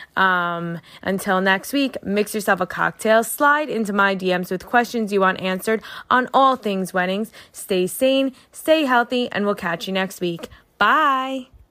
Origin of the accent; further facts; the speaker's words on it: New York, United States; as a New Yorker